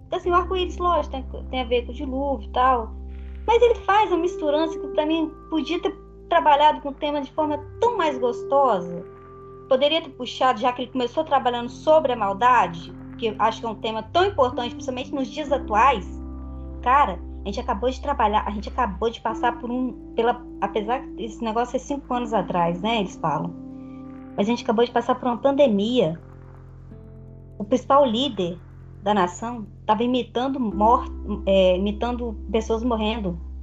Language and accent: Portuguese; Brazil; eu sou brasileira